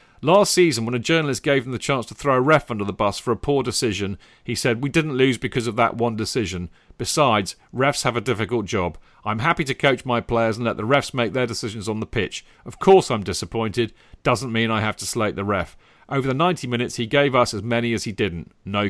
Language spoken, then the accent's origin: English; London, United Kingdom; One, maybe it's because I'm a Londoner.